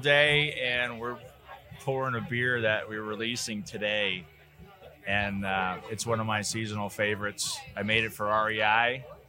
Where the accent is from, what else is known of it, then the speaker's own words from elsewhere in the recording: Midwest, United States; I'm from the Midwest